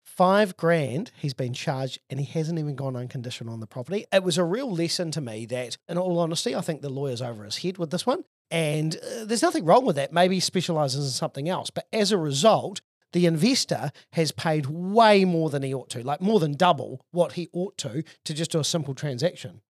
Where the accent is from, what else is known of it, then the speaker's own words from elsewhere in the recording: Auckland, New Zealand; I'm from Auckland and I've been specialising in property investment for 20 years